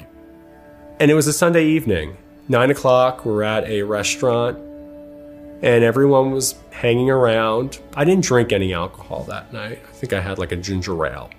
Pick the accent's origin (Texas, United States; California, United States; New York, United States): New York, United States; Long Island; moved away as an adult; also born or lived in Connecticut; now in Los Angeles, United States; I'm from Long Island, New York. I grew up in a very wonderful, loving household.